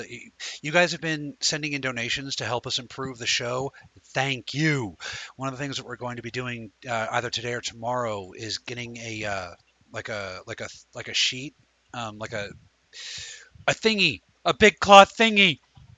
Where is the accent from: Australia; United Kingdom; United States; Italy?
United States